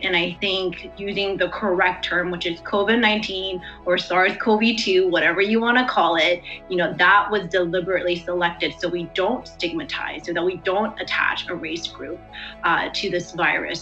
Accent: Davis, California, United States; I'm actually from Davis, California, you know, and this is my home, and I'm American just like you.

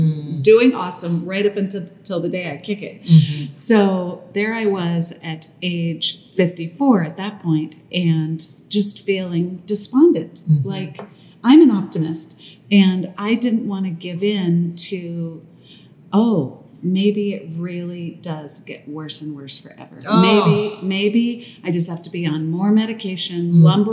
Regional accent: New York, United States; being a New Yorker

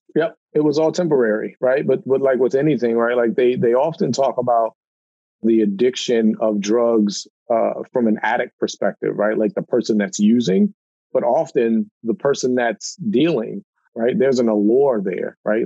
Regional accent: Baltimore, Maryland, United States; I grew up in Baltimore, uh, you know, one of the most dangerous cities in America

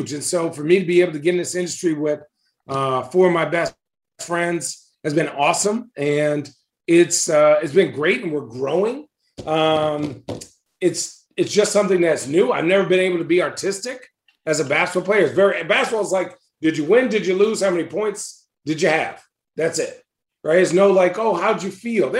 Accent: Arizona, United States; moved away as an adult; now in Oregon, United States; when I grew up in Arizona. But now that I live in Oregon

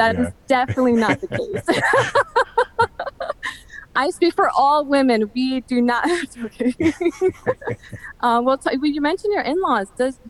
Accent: New York City, New York, United States; moved away as an adult; now in Jersey City, United States; I am from the Bronx.

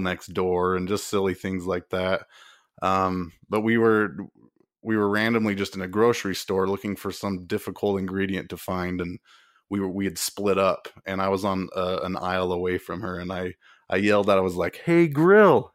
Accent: Utah, United States; we're both originally from Utah

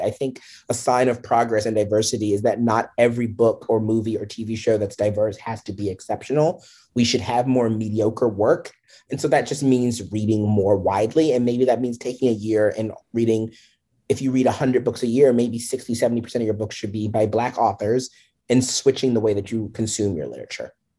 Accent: DC area, Maryland, United States; moved away as an adult; now in New York area, United States; I grew up in the Maryland, D C area

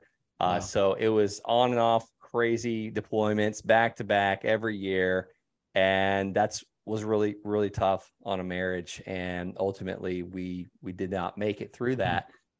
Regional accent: Okeechobee, Florida, United States; Yeah, I'm actually from Okeechobee, Florida. The accent, I guess, is coming out a little bit.

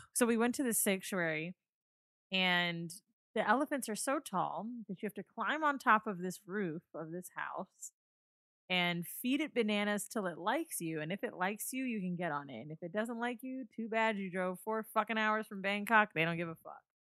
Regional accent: Orlando, Florida, United States; I'm from Orlando, right? I grew up there

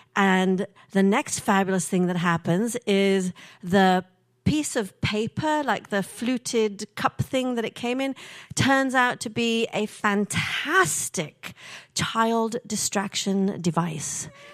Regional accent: England, United Kingdom; moved away; also born or lived in Kenya; I grew up in England

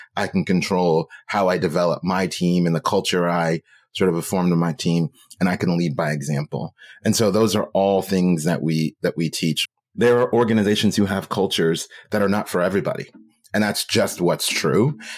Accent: Oakland, California, United States; I'm from Oakland

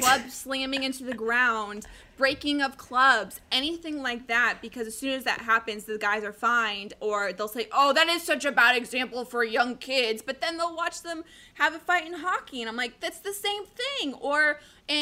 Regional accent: Colorado, United States; now in Arizona, United States; I grew up in Colorado, been a huge Avs fan my entire life

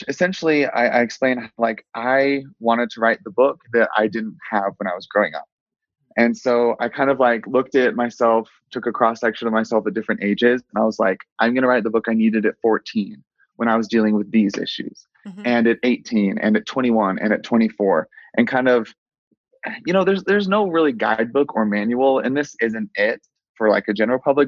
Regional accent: Willard, Missouri, United States; now in Utah, United States; I grew up in Missouri in a really small town called Willard.

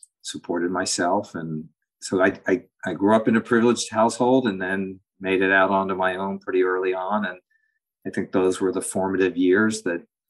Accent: New York City, New York, United States; I grew up in New York City, on the Upper East Side

